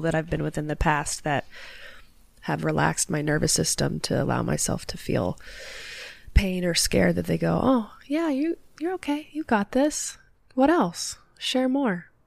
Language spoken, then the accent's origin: English; Los Angeles, California, United States; also born or lived in Sherman Oaks / Calabasas; I was born in Los Angeles